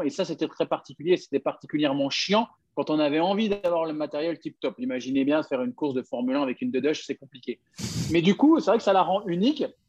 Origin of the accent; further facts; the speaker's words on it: France; Je suis français